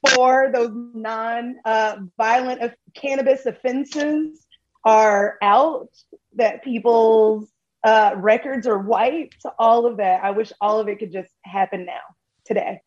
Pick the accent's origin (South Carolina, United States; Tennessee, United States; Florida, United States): Tennessee, United States; moved away; I am originally from Tennessee